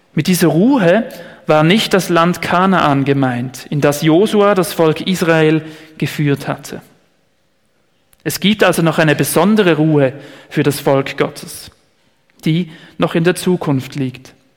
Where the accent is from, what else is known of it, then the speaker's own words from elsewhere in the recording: Switzerland; hier bei uns in der Schweiz